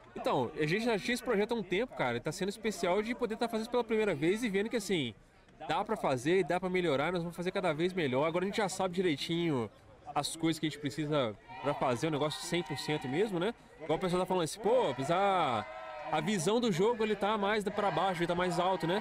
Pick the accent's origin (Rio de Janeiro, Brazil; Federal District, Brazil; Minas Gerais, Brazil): Minas Gerais, Brazil; Juiz de Fora